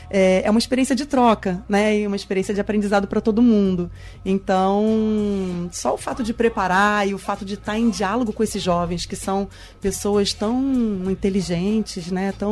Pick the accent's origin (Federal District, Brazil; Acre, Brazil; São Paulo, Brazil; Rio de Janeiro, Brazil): Rio de Janeiro, Brazil; a gente está fazendo uma modalidade intensiva porque eu sou do Rio, né?